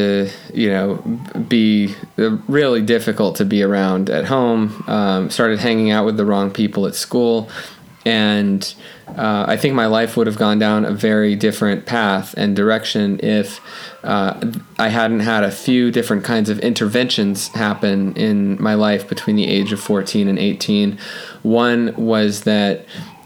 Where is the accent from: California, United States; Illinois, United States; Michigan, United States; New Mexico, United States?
California, United States; Los Angeles; I grew up in Los Angeles